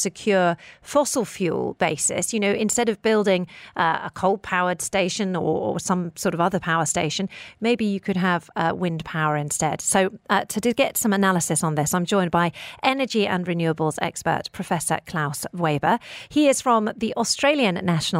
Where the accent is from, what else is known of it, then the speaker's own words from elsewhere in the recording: United Kingdom; now in United Arab Emirates; I come from the United Kingdom